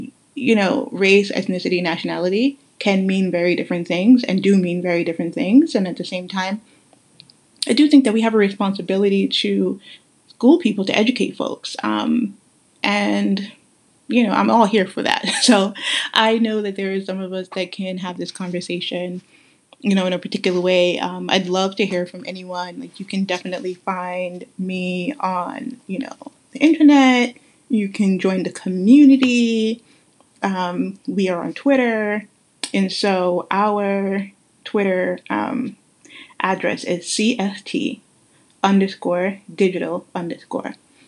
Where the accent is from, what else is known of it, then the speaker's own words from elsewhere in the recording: Guyana; For example, I'm from Guyana, right? And so my grandparents, my great-grandparents on my maternal side were from Madras, India.